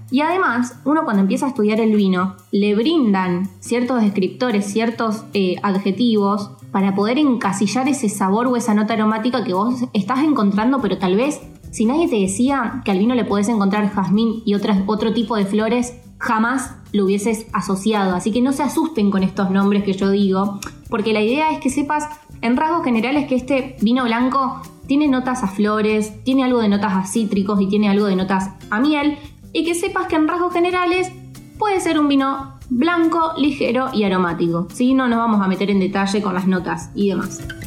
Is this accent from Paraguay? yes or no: no; Argentina; como argentinos